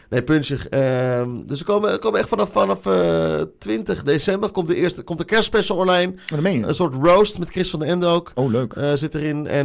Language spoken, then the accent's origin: Dutch; Haarlem, North Holland, Netherlands; echt trots als Haarlemmer.